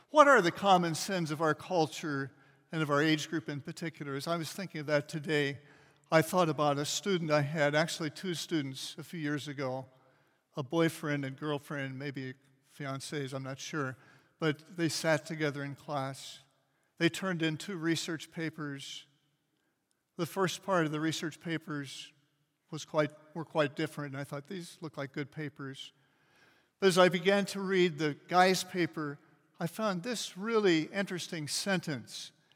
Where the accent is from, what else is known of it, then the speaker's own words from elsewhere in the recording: Kansas City, United States; I grew up in Kansas City, which is a big city about the size of Indianapolis